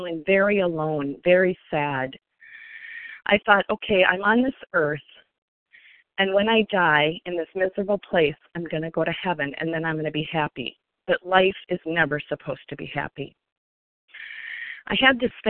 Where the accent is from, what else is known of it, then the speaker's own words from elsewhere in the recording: Sioux Falls, South Dakota, United States; also born or lived in Minnesota; I grew up in Sioux Falls, South Dakota, as the oldest of five